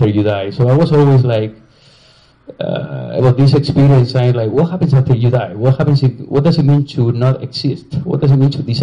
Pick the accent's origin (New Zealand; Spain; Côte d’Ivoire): Spain; English is a second language; moved away as an adult; also born or lived in Chicago / New York; I'm from Spain